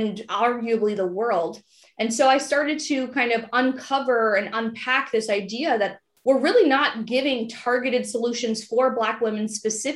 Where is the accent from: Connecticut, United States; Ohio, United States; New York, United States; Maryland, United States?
Maryland, United States; Prince George's County; I grew up in Prince George's County, Maryland